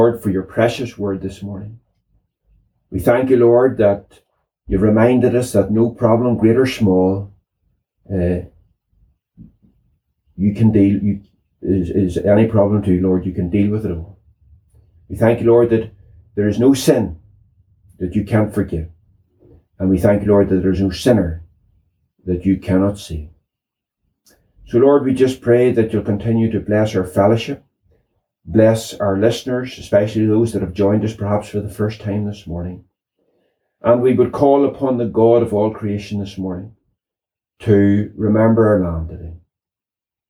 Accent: Northern Ireland, United Kingdom; I grew up in the Troubles

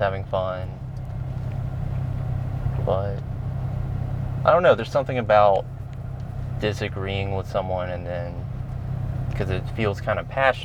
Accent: the South, United States; But I grew up in the South

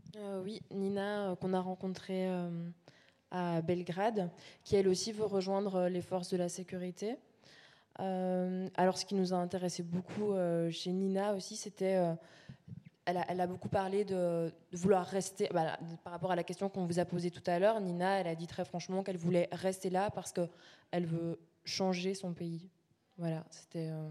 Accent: La Louvière, Wallonia, Belgium; moved away; on vient de La Louvière, Salvatore et moi. Donc on a, fait un workshop dans, notre ancienne école dix ans plus tard

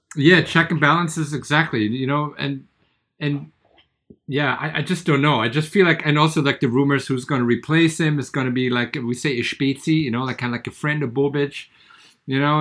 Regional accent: Bad Vilbel, Hesse, Germany; my hometown and the water

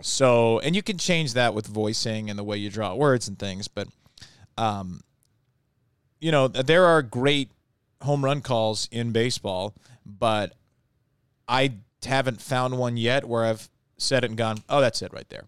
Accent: Long Island, New York, United States; now in Baltimore, United States; I'm from Long Island and lived in New York

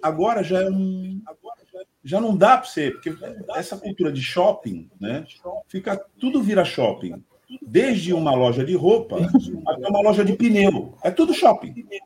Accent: Santos, São Paulo, Brazil; como santista

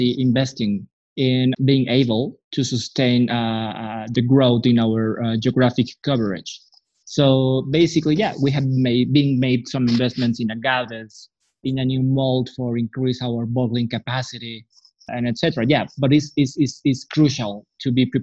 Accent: Mexico City, Mexico; I am from Mexico City

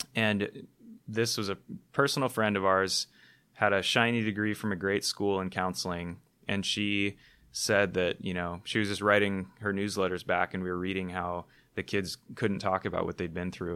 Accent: Hawaii, United States; I was born in Hawaii, one of the most beautiful places on the planet

